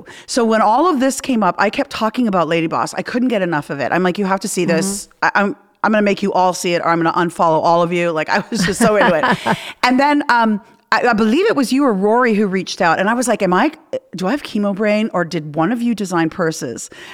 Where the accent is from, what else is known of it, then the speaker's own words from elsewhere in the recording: Canada; I'm Canadian